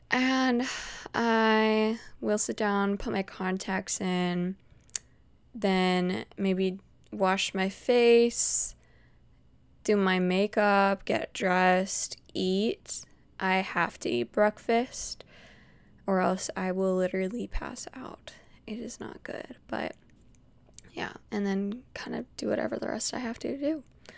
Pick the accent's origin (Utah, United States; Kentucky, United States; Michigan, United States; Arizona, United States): Utah, United States; born there; Some people don't know that I was born in Utah, and whenever I tell them I was born in Utah, they were like, oh my gosh, are you a Mormon?